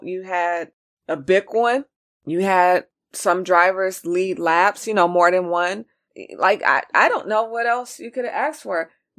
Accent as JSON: {"language": "English", "region": "California", "country": "United States", "said": "But, you know, I'm from California. What can I say?"}